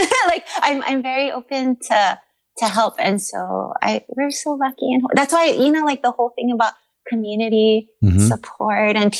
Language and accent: English; Kaneohe, Hawaii, United States; also born or lived in Kaimuki, Honolulu; I grew up in Kaneohe, where you're immersed in green. And then now I live in Kaimuki